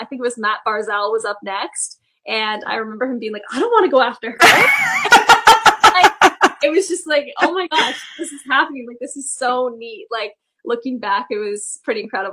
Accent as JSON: {"language": "English", "town": "Toronto", "region": "Ontario", "country": "Canada", "said": "I am a Maple Leafs fan just because I am from Toronto."}